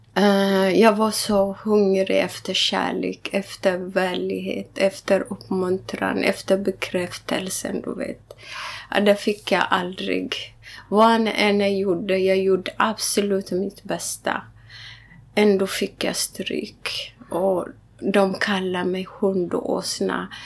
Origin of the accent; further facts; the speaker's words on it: Wollega, Oromia, Ethiopia; now in Sweden; Wallaga kaffe, där jag är född